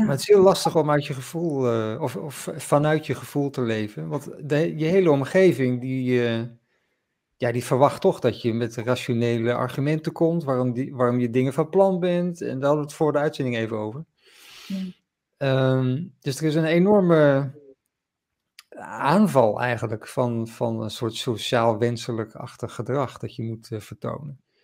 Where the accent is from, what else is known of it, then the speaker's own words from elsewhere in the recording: Groningen, Netherlands; ik kom ook uit Groningen